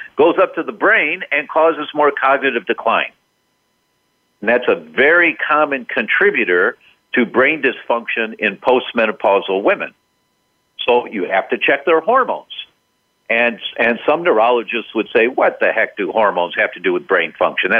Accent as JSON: {"language": "English", "town": "Detroit", "region": "Michigan", "country": "United States", "tie": "born or raised there", "said": "I was born and raised in Detroit"}